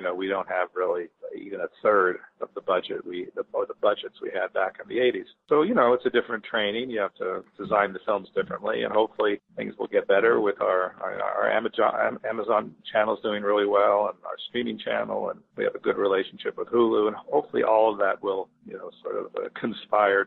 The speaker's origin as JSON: {"language": "English", "country": "Italy", "tie": "born or raised there", "moved": "yes", "said": "I grew up in Italy"}